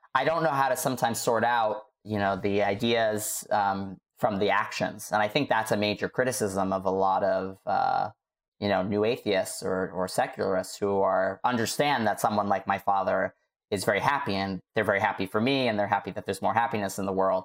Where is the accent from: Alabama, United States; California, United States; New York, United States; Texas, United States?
New York, United States; New York City; I was growing up in Staten Island